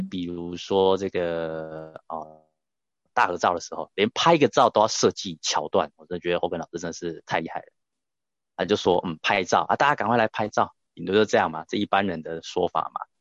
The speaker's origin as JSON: {"language": "Chinese", "region": "Taichung", "country": "Taiwan", "said": "像我来自台中"}